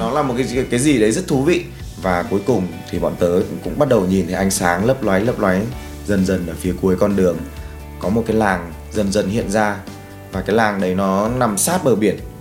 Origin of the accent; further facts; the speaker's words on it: Ho Chi Minh City, Vietnam; mình đến từ Hồ Chí Minh